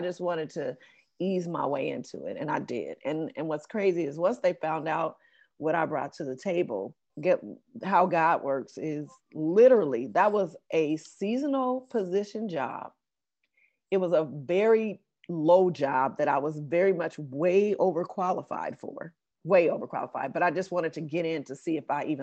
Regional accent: Los Angeles, California, United States; this is my hometown

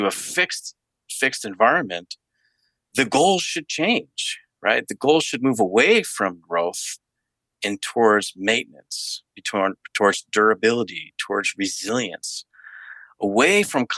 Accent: United States; my own upbringing in the United States

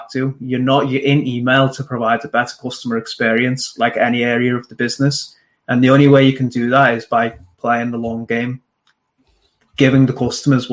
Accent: Liverpool, North West England, United Kingdom; also born or lived in Manchester; my mum took me back to Liverpool. So I grew up in Liverpool

